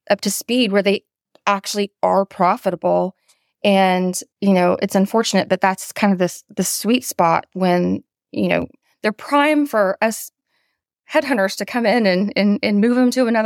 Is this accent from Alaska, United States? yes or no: no; Atlanta, Georgia, United States; I did. I went to high school in Atlanta and I went to the University of Georgia to go dogs.